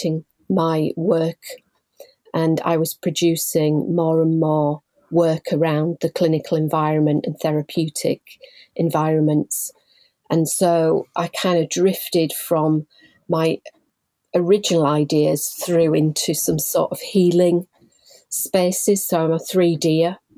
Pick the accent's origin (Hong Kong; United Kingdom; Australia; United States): United Kingdom; Leeds, Yorkshire and the Humber; also born or lived in Bradford; I'm originally born and bred in Leeds